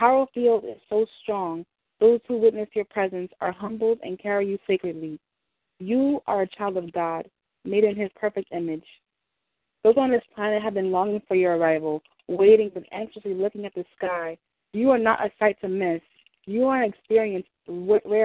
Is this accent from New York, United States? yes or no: yes; New York City, New York, United States; a person born and raised in Brooklyn